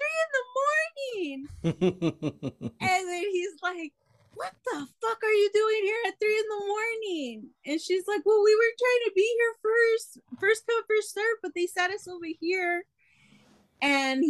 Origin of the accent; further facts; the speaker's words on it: San Diego, California, United States; we're from San Diego